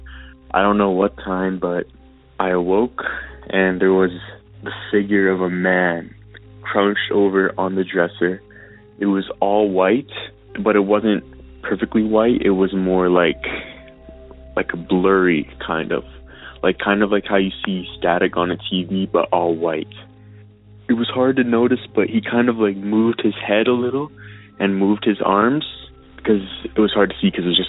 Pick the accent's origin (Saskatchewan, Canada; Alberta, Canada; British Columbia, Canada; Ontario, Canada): Alberta, Canada; I'm from Alberta